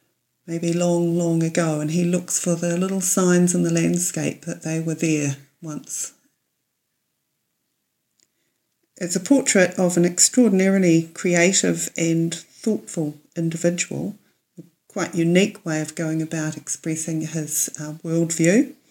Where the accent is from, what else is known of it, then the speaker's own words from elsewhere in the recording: Wellington, New Zealand; from Karori in Wellington.